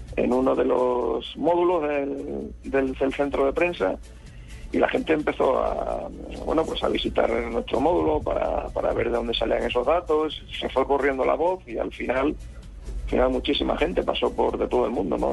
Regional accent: Badajoz, Extremadura, Spain; now in Madrid, Spain; estoy en Badajoz, que es mi ciudad natal, es una ciudad de Extremadura

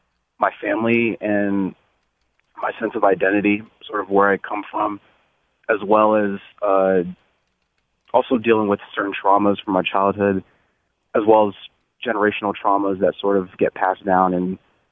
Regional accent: Bloomfield, Connecticut, United States; So I grew up in Bloomfield, Connecticut.

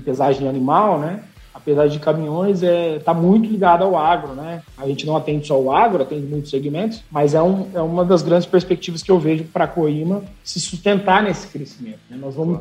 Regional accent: Dracena, São Paulo, Brazil; moved away; also born or lived in Ribeirão Preto / Jundiaí / Sorocaba; nasci aqui em Dracena, fui percorri o, o Brasilzão aí, fui para Ribeirão, São Paulo, Jundiaí, Sorocaba. E tô de volta aqui há dois anos

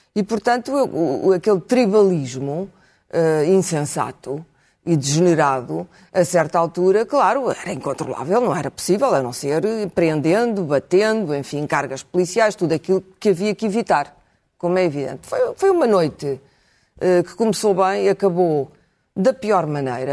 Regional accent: Portugal; eu me senti ofendida enquanto portuguesa

